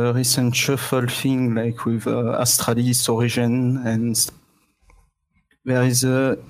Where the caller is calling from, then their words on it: Grand Est, France; Champagne, France.